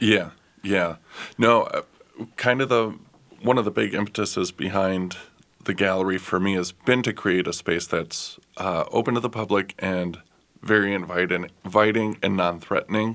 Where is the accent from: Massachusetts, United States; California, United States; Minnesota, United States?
Minnesota, United States; Minneapolis; I was born and raised in Northeast